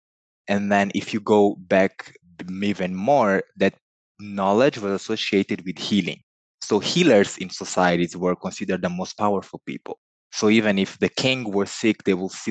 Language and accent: English; Mozambique; first language Portuguese; English is a second language; I was born in Mozambique in sub-Saharan Africa.